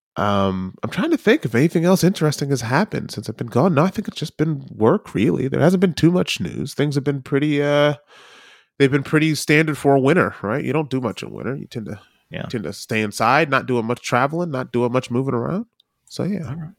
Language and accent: English; United States; now in New Zealand; as an American citizen